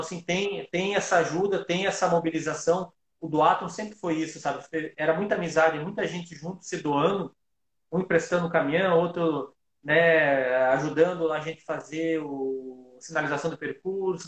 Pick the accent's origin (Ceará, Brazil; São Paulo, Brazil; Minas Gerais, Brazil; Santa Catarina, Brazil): Santa Catarina, Brazil; Joaçaba; eu nasci em Joaçaba